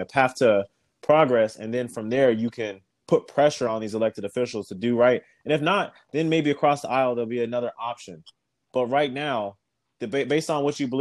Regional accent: Texas, United States; moved away; I'm from Texas, and I'm not in Texas

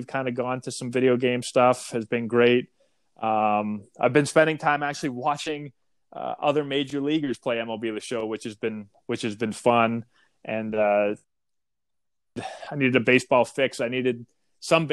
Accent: Boston, Massachusetts, United States; I am from Boston. I grew up a Red Sox fan

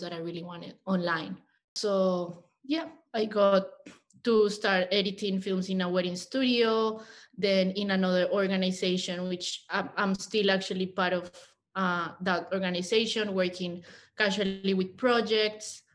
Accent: Colombia; English is a second language; moved away as an adult; also born or lived in Mexico City, Mexico; now in Australia; I am a Colombian woman. I was actually born in Mexico, but I grew up in Colombia.

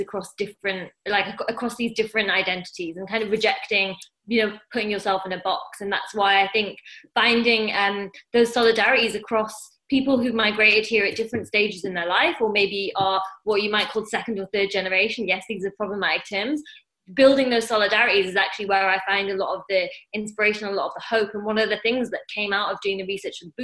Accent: Newcastle upon Tyne, North East England, United Kingdom; now in London, United Kingdom; I grew up in Newcastle

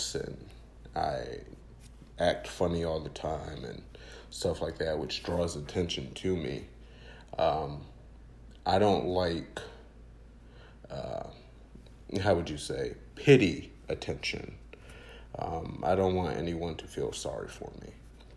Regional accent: North Carolina, United States; also born or lived in Queens, New York; I'm originally from Queens, New York, and so when I moved down here to North Carolina

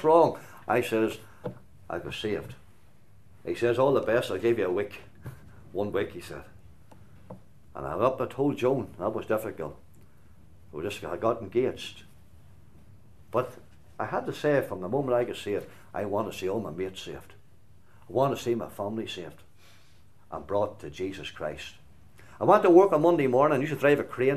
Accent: Glenann, Northern Ireland, United Kingdom; there's a wee hall in our village in Glenann called Glenann. I'm from Glenann

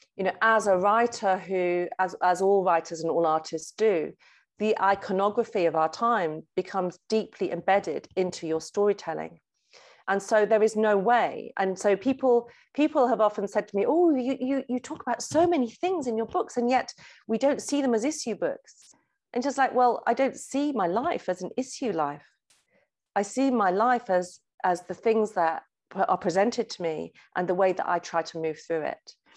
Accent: Lake District, North West England, United Kingdom; child growing up in the Lake District, I was a real daydreamer and a doodler

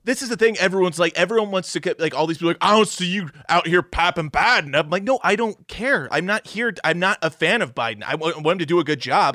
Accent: Missouri, United States; growing up in Missouri

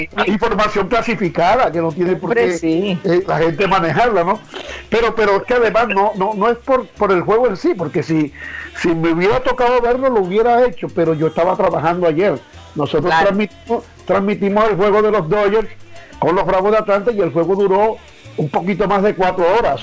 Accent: Colombia; moved away; soy colombiano por encima de todo

